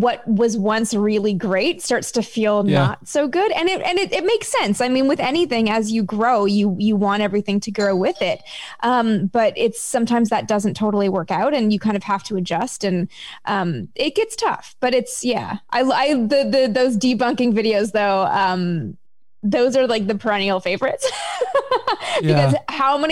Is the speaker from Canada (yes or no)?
yes; Canada; I'm from Canada